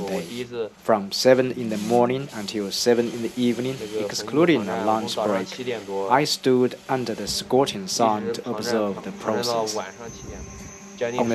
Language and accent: English; Hefei, Anhui, China; I set off from Hefei, which is also my hometown.